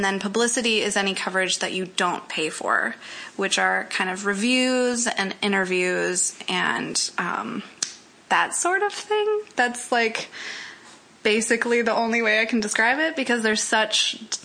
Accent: Fargo, North Dakota, United States; I'm from Fargo, North Dakota, which might pick up my accent.

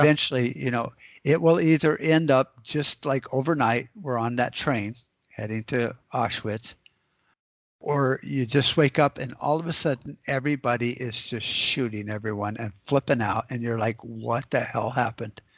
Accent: United States; as an American

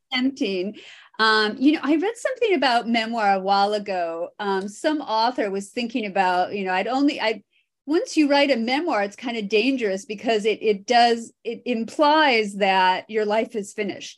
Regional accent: Iowa, United States; I grew up in Iowa, which is considered the drive-through state.

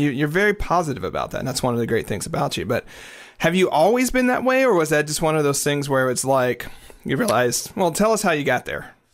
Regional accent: the South, United States; I was raised in the South

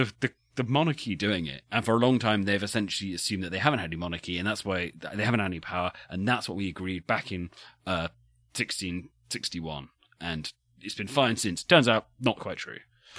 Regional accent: United Kingdom; I'm just being British here.

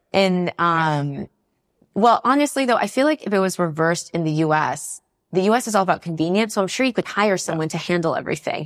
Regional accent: North Carolina, United States; moved away as an adult; now in Paris, France; I grew up in North Carolina

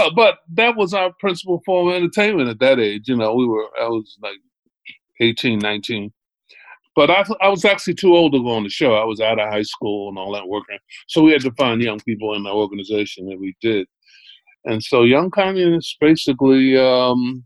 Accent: Philadelphia, Pennsylvania, United States; moved away as an adult; now in New York, United States; I'm from Philadelphia originally.

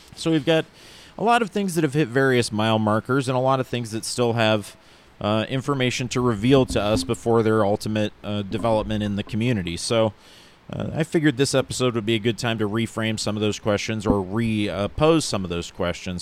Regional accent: near East Palestine, Ohio, United States; here in Ohio in an area close to my hometown called East Palestine.

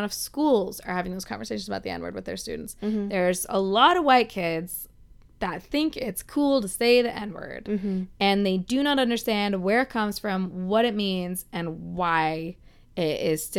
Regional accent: United States; We're American women.

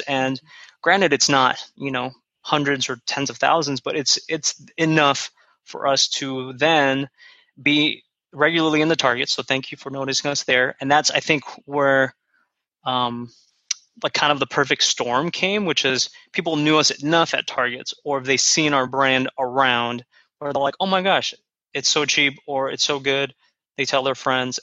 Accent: United States; So I am Korean American. I'm second gen. So I didn't immigrate here, but my parents did.

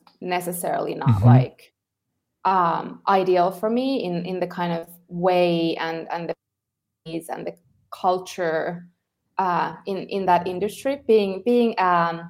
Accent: Finland; moved away as an adult; also born or lived in Helsinki; now in El Salvador; I'm originally from Finland.

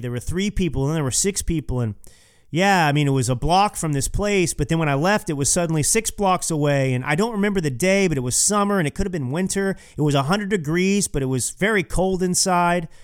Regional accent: Texas, United States; Growing up in Texas

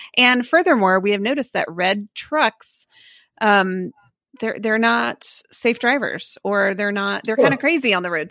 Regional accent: Texas, United States; it was strange as a Texan to leave here

